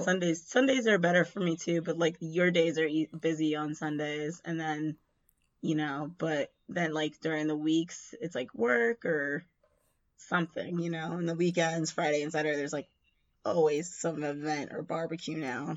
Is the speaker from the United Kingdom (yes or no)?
no; Jamaica; us being Jamaican